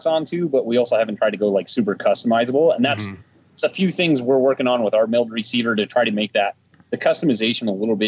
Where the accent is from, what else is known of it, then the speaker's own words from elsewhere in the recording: Colorado, United States; born and raised in Colorado, was raised here on a little farm kid